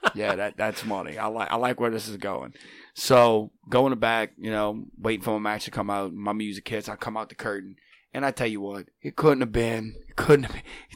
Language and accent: English; Chalmette, Louisiana, United States; I'm from Shalmet. I'm a Shalmatian sensation